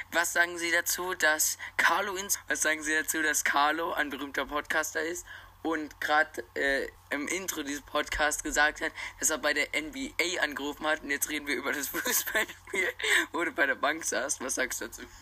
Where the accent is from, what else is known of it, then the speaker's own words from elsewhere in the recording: Neufahrn, Bavaria, Germany; Wir kommen aus Neufern. Eching ist das Nachbardorf.